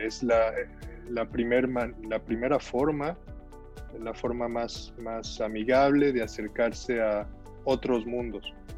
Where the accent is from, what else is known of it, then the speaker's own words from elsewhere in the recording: Salamanca, Guanajuato, Mexico; moved away as an adult; also born or lived in Veracruz, Mexico; now in Montreal, Canada; Yo viví mucho tiempo en Salamanca, nací en Veracruz, pero me fui, mi papá trabajó en Pemex toda la vida, en Salamanca, era médico, y, y, pues bueno, ahí estuvimos con él